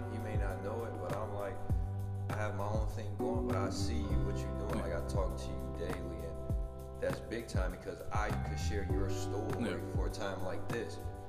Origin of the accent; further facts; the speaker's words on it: Gary, Indiana, United States; I'm from Gary, like, poverty, a lot of minorities.